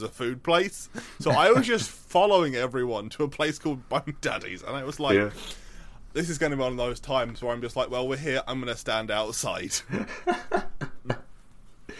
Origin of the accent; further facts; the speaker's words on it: United Kingdom; I am the British equivalent of American redneck